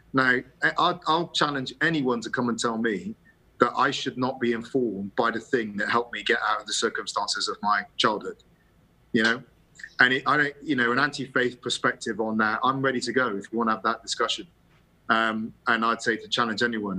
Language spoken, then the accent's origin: English; England, United Kingdom; you see me as English